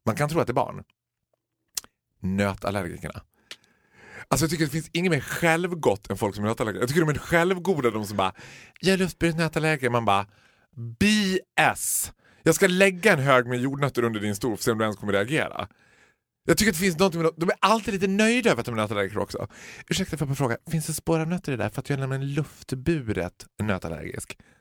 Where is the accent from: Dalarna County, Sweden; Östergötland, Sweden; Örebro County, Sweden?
Dalarna County, Sweden; Borlänge; Vi födda och uppvuxna i Borlänge